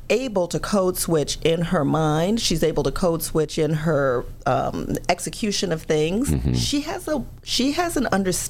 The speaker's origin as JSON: {"language": "English", "region": "South Carolina", "country": "United States", "tie": "born or raised there", "also_born_or_lived": "New York", "accent": "Southern", "said": "But I grew up almost every summer of my life on a farm in South Carolina. I went to high school in South Carolina."}